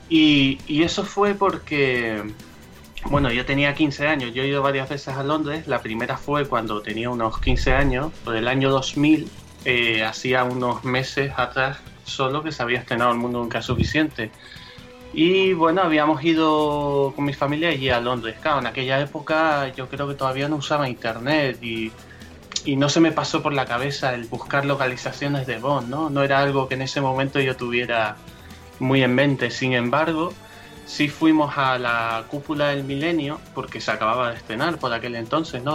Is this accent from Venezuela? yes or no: no; Canary Islands, Spain; nosotros somos canarios